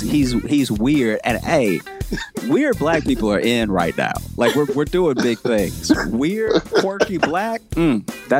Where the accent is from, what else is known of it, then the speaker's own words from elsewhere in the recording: Louisiana, United States; moved away; also born or lived in Chicago; I grew up in Louisiana